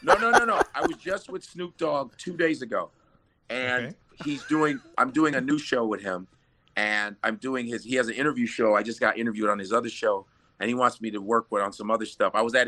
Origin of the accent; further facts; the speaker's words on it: Chicago, Illinois, United States; moved away; also born or lived in New York; I'm originally from Chicago